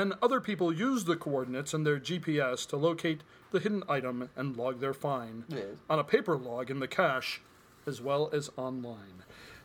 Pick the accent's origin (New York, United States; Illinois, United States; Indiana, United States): Illinois, United States; Chicago; I'm from Chicago